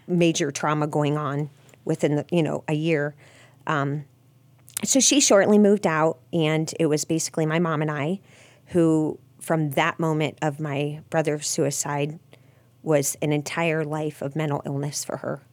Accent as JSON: {"language": "English", "town": "Massillon", "region": "Ohio", "country": "United States", "tie": "born or raised there", "said": "I was born in Maslin"}